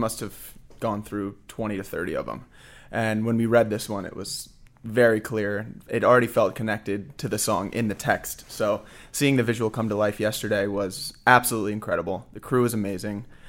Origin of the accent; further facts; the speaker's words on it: Fort Lauderdale, Florida, United States; now in Orlando, United States; I grew up in Fort Lauderdale